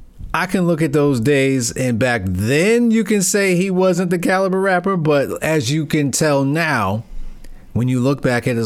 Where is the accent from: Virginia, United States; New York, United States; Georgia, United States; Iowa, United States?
New York, United States; Brooklyn; You know, I'm from Brooklyn, but yeah